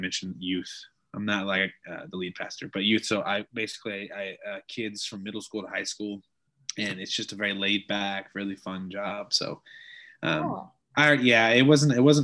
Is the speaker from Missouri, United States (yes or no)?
yes; South Missouri, United States; I'm from South Missouri